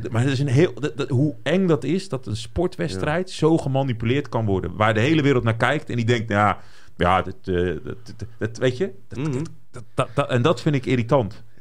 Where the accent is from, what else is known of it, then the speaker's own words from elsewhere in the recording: Brazil; En ik ben een Braziliaan, hè.